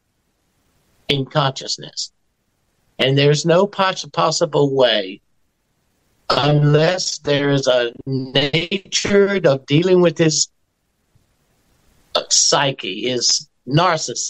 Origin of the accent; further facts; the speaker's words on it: South Carolina, United States; I'm from South Carolina